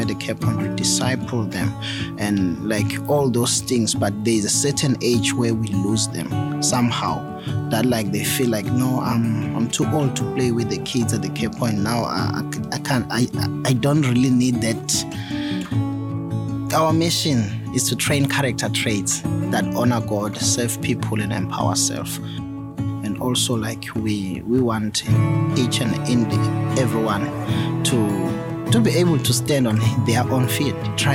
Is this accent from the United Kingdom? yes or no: no; Eswatini; I'm from Swaziland, down in Sorgo, where I was born and bred.